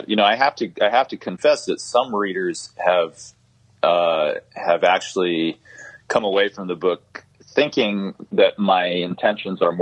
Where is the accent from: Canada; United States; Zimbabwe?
Zimbabwe; a story from my childhood growing up in Zimbabwe